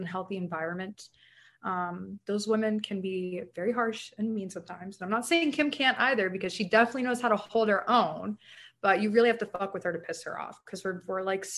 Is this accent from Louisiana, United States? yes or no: no; Alpharetta, Georgia, United States; also born or lived in Stafford Springs, Connecticut; where we grew up in Alpharetta